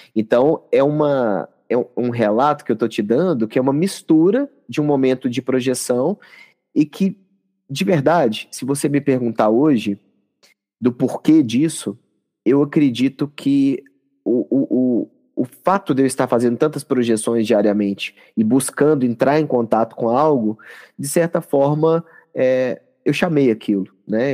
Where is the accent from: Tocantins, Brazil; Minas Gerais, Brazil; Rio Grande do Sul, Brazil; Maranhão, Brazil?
Minas Gerais, Brazil; accent: mineiro; also born or lived in São Paulo; Na verdade, eu sou paulista, mas como fui criado e continuei aqui, o coração é mineiro